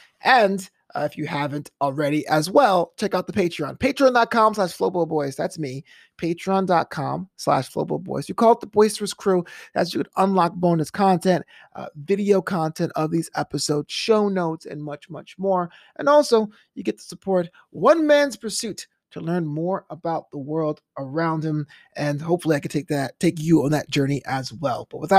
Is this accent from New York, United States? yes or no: yes; New York City, New York, United States; New Amsterdam is named after my hometown in New York City.